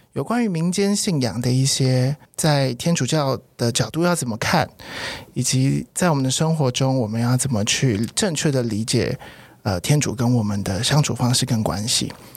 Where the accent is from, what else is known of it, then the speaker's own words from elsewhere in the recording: Taiwan; 土生土长的台湾人， 所以小时候我爸妈都是一直都是佛道教的，就是民间信仰